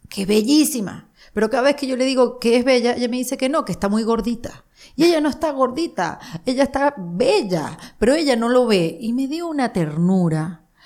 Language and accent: Spanish; Panama; Y como los panameños somos así como los venezolanos, somos así como los latinos, digamos, por decirlo de una manera, muy habladores.